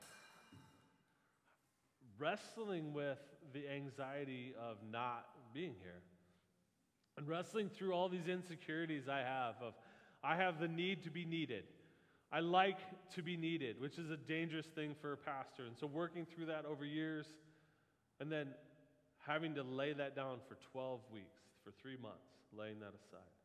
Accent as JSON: {"language": "English", "region": "Midwest", "country": "United States", "said": "We're from the Midwest"}